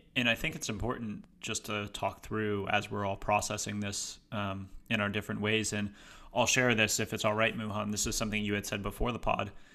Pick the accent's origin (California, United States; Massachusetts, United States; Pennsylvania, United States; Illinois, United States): Massachusetts, United States; my home state of Massachusetts